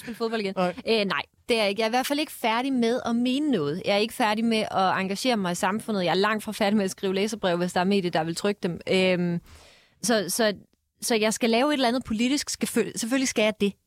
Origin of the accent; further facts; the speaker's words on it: Denmark; moved away; nu er jeg fra Jylland